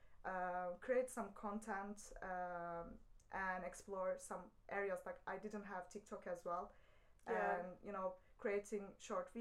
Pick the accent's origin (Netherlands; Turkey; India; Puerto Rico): Turkey; moved away; I'm from Turkey